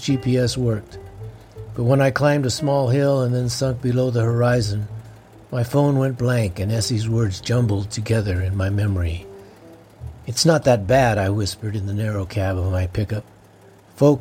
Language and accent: English; Florence, Colorado, United States; I grew up in the small town of Florence, Colorado, which is south